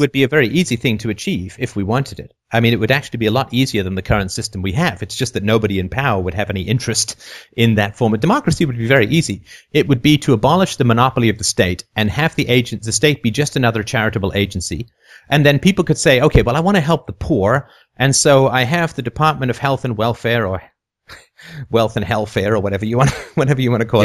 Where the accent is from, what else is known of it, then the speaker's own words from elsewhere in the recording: London, United Kingdom; also born or lived in Athlone, Ireland / near Toronto, Canada; now in Toronto, Canada; I lived in, in London for my, my child, most of my childhood